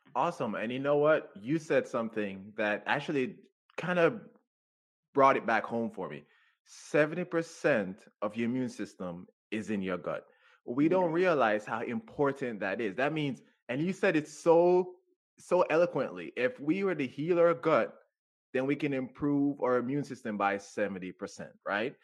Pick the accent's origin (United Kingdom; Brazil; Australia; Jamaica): Jamaica; moved away as an adult; now in United States; I grew up in Jamaica, so I grew up on natural foods too